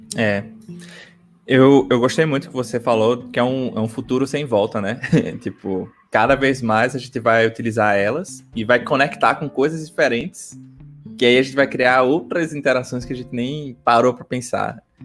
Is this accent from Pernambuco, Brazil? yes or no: yes; Recife, Pernambuco, Brazil; accent: Recife (recifense); voltar com meu sotaque recifense